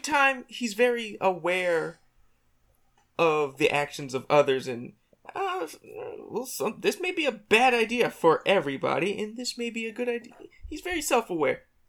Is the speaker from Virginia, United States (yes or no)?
yes; Virginia, United States; I'm from Virginia